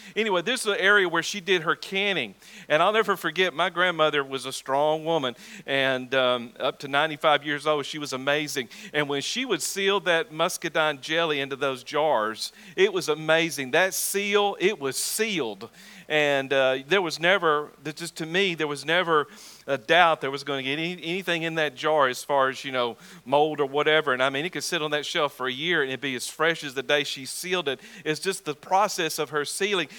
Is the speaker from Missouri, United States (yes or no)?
no; Talladega, Alabama, United States; moved away; the very church where I was born again on October the 16th, 1983 at 6.30 p.m., the corner of Cherry and Elm in Talladega, Alabama